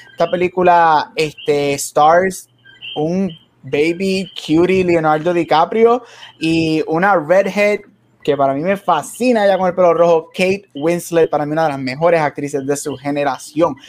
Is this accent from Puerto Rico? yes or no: yes; Puerto Rico; creciendo en Puerto Rico